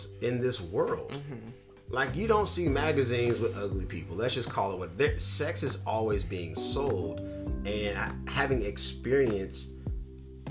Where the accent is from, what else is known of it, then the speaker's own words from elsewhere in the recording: North Carolina, United States; now in California, United States; Growing up in North Carolina